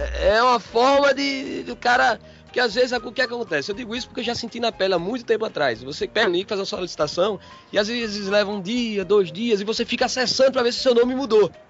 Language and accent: Portuguese; Pernambuco, Brazil; accent: matuto; O pernambucano aqui, fala matuto, né? mas é, o sotaquezinho é um pouquinho diferente do de vocês